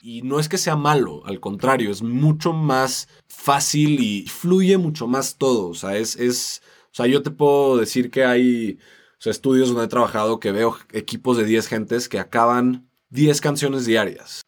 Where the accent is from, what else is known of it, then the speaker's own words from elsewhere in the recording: Mexico; somos latinos y, y, venimos de México, venimos a representar a México